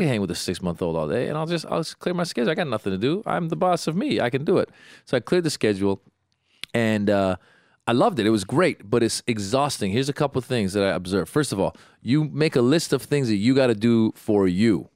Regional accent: Iran; now in United States; I was born in Iran. I speak Farsi

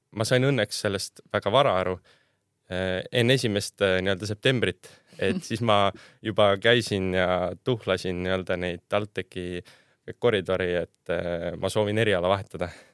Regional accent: Värska, Põlva County, Estonia; ma olen Tallinnast päris kaugelt pärit, Värskast

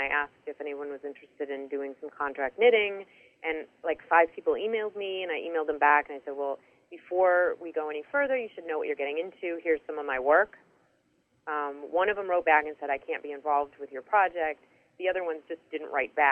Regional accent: Chicago, Illinois, United States; moved away as an adult; also born or lived in Ann Arbor, Michigan / Rochester, New York; now in California, United States; I was born there, and then we moved to Chicagoland

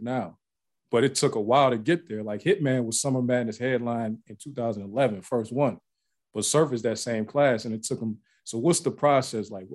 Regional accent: Ohio, United States; now in Atlanta, United States; I live in Atlanta now, but I'm I'm from Ohio, so I was from in the Midwest

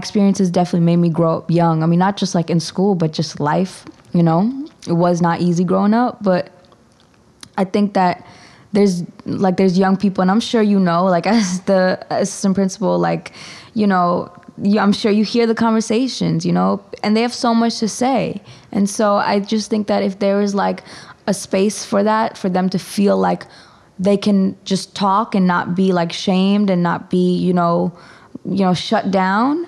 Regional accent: Stony Brook, New York, United States; now in Harlem, New York, United States; growing up in Stony Brook and being a person of color

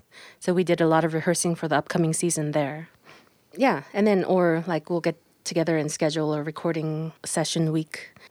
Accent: San Francisco Bay Area, California, United States; And I am from the San Francisco Bay Area, and I live near San Jose, California right now.

